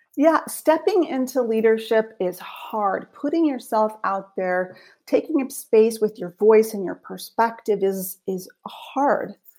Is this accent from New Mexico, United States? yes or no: yes; Española, New Mexico, United States; moved away as an adult; also born or lived in Santa Fe, New Mexico / Wheaton College, Illinois; I was born in Santa Fe, New Mexico, but I grew up in a small town called Española